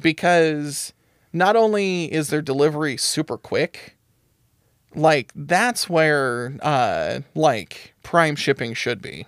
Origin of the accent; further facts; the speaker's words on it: United States; we're white and we're American